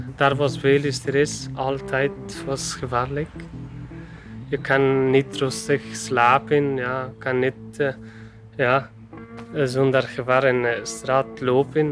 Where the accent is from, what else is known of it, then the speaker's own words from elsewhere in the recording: Afghanistan; Dutch is a second language; moved away as an adult; now in Ghent, Belgium; Ik kom uit Afghanistan.